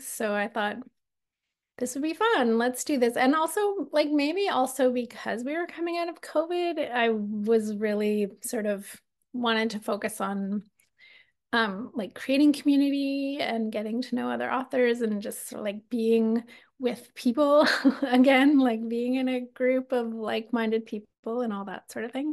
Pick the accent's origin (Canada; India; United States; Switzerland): Canada; Alberta; now in Victoria, Canada; I'm from Alberta